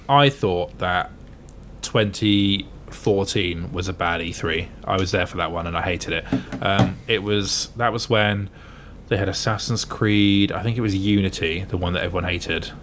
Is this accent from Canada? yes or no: no; Gosport, South East England, United Kingdom; now in Bath, United Kingdom; my hometown, uh, Gosport near Portsmouth